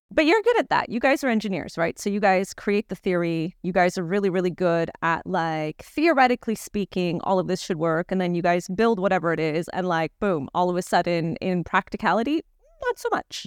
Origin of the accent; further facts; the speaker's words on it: Toronto, Ontario, Canada; I grew up in Toronto